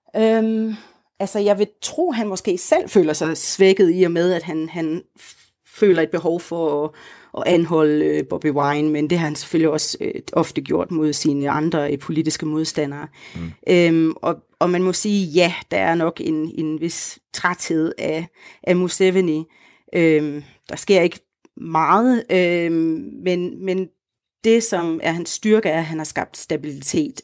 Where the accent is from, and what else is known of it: Denmark; moved away as an adult; now in Uganda